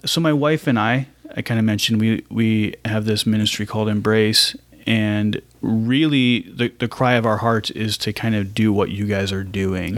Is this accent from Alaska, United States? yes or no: no; Ohio, United States; moved away as an adult; now in Raleigh, United States; I was pretty much raised in Ohio